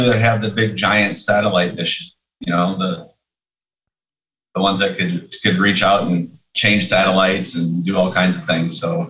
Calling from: Mount Carroll, Illinois, United States; The metropolis of Mount Carroll, Illinois, out here in the middle of the Midwest.

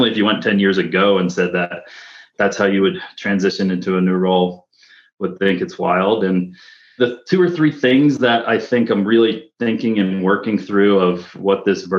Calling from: Park City, Utah, United States; So I live here in Park City, Utah with Jen

